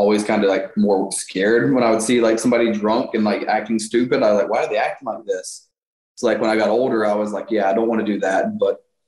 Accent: Toronto, Ontario, Canada; You're going to my hometown

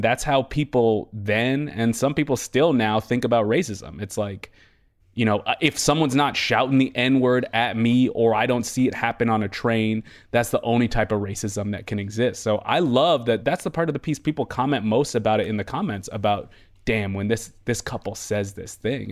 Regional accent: Boston, Massachusetts, United States; moved away; also born or lived in Worcester, Massachusetts; I was born in Worcester, uh, and then, uh, I was raised for, for a while in Boston

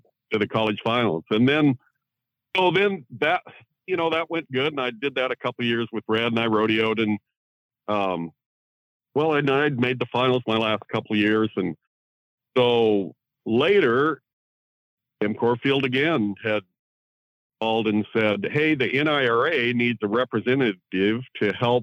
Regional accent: Central Oregon, United States; I grew up in Central Oregon.

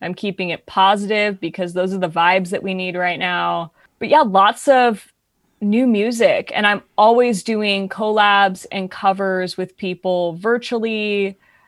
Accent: San Diego, California, United States; also born or lived in Los Angeles; I grew up in San Diego performing in professional theater

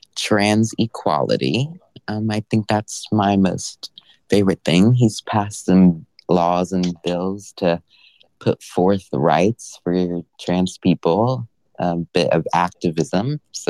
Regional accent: Wyoming, United States; We're all from Wyoming.

